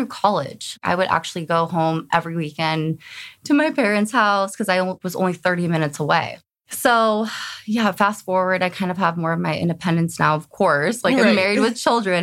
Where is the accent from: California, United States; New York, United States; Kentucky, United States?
California, United States; the Bay Area; moved away as an adult; now in Rocklin, United States; I grew up in the Bay my whole life.